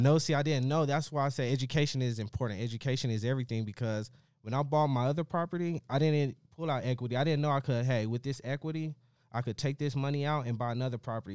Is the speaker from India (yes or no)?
no; Las Vegas, Nevada, United States; I come from West Las Vegas. I come from the urban area, the inner city